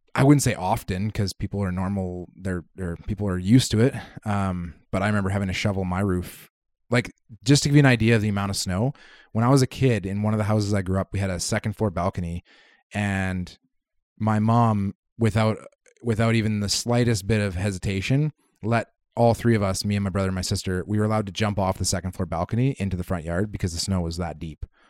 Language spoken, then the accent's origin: English; Kitimat, British Columbia, Canada; moved away; I grew up in Kitimat